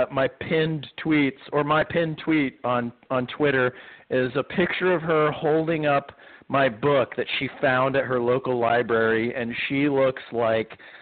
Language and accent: English; Ohio, United States; now in South Florida, United States; is where I was born and where I'm from, I always say Ohio is a great place to be from